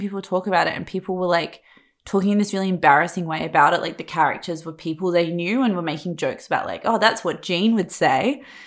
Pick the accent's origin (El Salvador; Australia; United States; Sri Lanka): Australia; Perth, Western Australia; moved away as an adult; also born or lived in Sydney; I'm from Perth